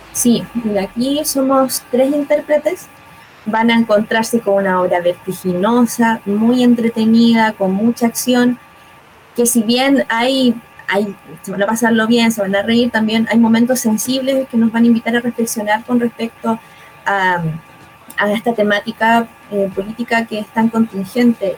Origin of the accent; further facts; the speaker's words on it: Concepción, Biobío, Chile; also born or lived in Santiago; yo soy de acá de Concepción